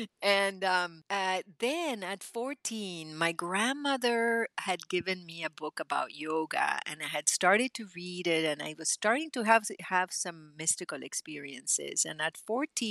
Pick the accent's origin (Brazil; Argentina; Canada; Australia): Argentina; now in United States; Argentina when I grew up